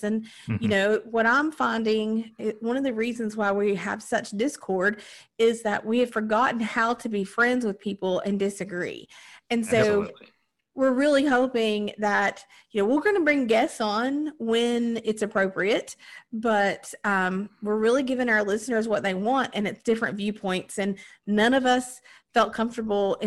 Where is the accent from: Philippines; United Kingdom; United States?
United States; Southern Appalachia; we're all Appalachian, Southern Appalachian folks